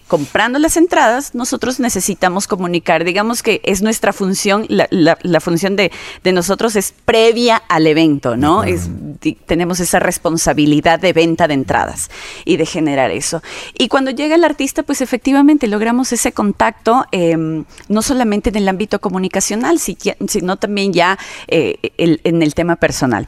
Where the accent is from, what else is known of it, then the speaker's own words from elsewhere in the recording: Quito, Pichincha, Ecuador; also born or lived in Saraguro; como he vivido tantos años en Quito, soy más quiteña que sarumeña